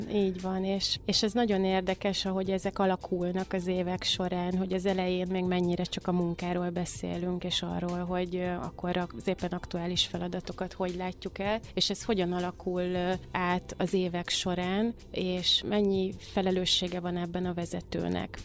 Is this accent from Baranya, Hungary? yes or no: yes; Mohács, Baranya, Hungary; moved away; én vidéken születtem Mohácson, ott jártam gimnáziumba